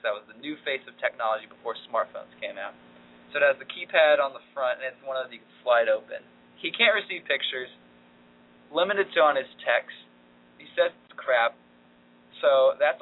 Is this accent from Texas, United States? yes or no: yes; Dallas, Texas, United States; now in Washington, D.C., United States; my hometown team FC Dallas